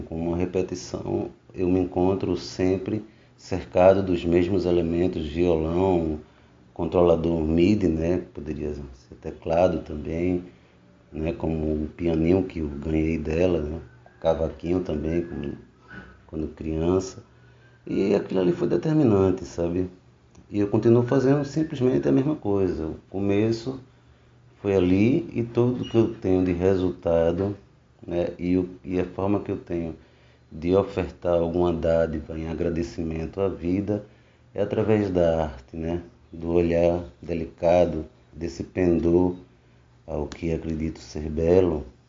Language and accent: Portuguese; Rio Formoso, Pernambuco, Brazil; ficava lá em Rio Formoso, zona da mata, onde cresci, onde me criei